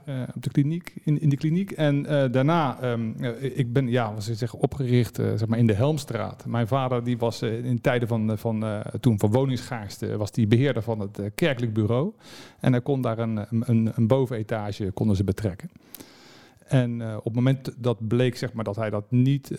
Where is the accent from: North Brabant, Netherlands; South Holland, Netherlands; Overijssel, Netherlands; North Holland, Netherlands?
South Holland, Netherlands; The Hague; ik was Scheveningen